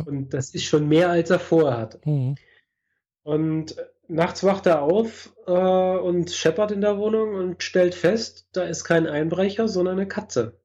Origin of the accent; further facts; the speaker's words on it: Germany; now in Switzerland; bin aus Deutschland